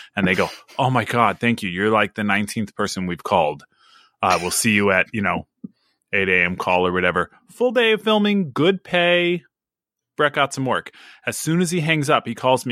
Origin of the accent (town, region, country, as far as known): Sacramento, California, United States